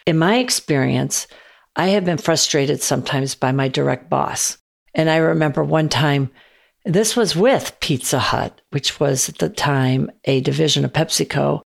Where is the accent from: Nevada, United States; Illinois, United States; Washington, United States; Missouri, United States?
Illinois, United States; Chicago; I grew up on the South Side of Chicago